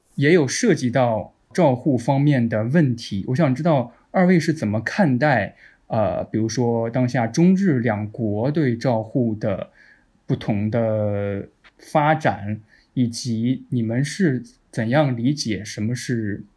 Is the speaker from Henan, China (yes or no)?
yes; Henan, China; 我是中原，河南的